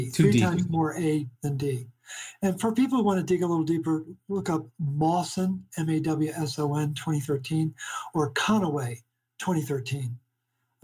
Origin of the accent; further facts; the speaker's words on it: Baltimore, Maryland, United States; But I'm originally from Baltimore.